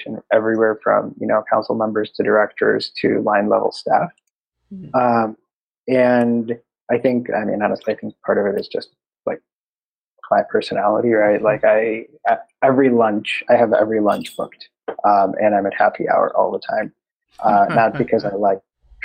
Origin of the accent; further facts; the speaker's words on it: Chicago, Illinois, United States; now in San Diego, United States; I'm from Chicago